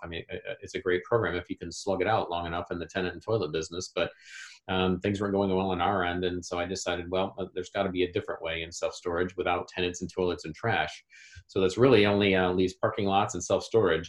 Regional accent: Indianapolis, Indiana, United States; here in my hometown of Indianapolis, Indiana

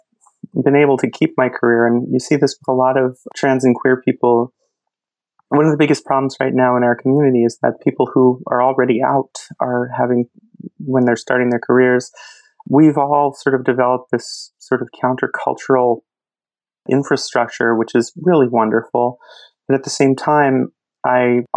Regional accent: New Jersey, United States; I grew up in New Jersey

